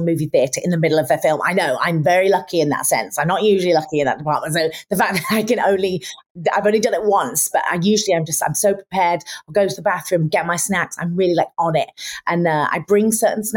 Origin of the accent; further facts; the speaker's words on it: Lincolnshire, East Midlands, United Kingdom; I'm from Lincolnshire.